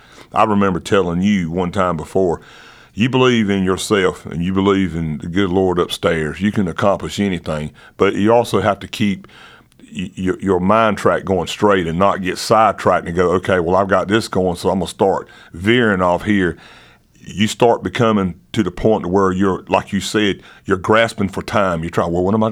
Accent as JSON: {"language": "English", "region": "North Carolina", "country": "United States"}